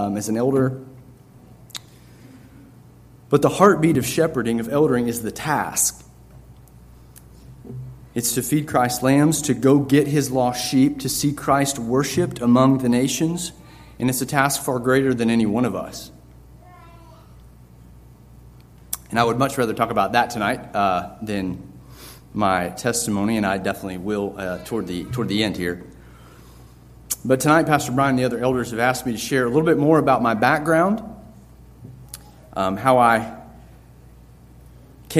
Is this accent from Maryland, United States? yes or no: no; North Carolina, United States; now in Lynchburg, United States; I was born in North Carolina, so definitely a Tar Heel